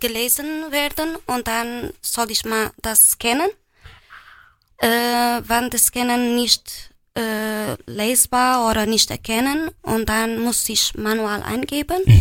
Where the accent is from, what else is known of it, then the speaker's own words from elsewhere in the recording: Portugal; first language Portuguese; German is a second language; now in Germany; Aus Portugal